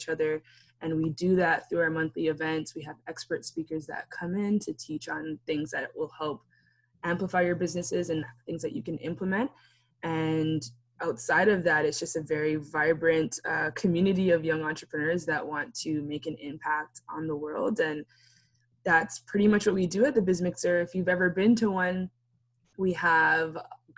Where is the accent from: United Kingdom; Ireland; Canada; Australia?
Canada; being a first generation Canadian